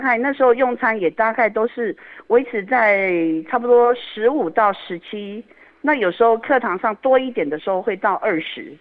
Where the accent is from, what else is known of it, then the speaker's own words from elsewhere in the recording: Yilan County, Taiwan; also born or lived in Taipei; now in Luodong, Taiwan; 我是宜兰人，哦。所以我自己的爸妈是在宜兰市